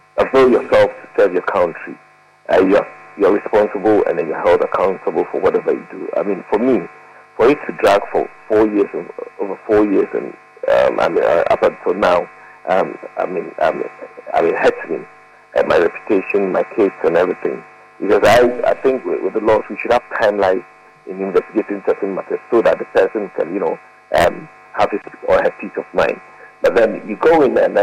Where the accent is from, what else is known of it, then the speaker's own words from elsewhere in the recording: Ghana; as a Ghanaian